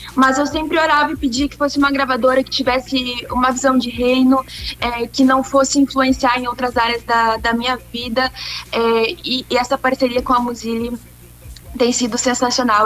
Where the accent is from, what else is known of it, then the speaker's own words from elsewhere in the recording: Esteio, Rio Grande do Sul, Brazil; also born or lived in Sapucaia do Sul; sou gaúcha do Rio Grande do Sul. Eu nasci na cidade de Sapucaia do Sul, mas vivi e vivo até hoje na cidade de Esteio